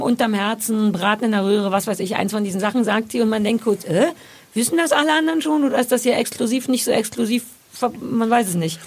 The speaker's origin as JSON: {"language": "German", "region": "Berlin", "country": "Germany", "said": "als Berliner und als Ossi"}